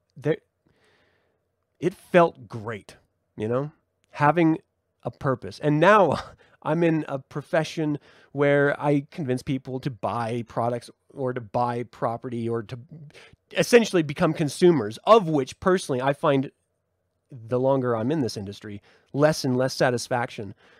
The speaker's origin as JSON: {"language": "English", "country": "United States", "said": "as an American"}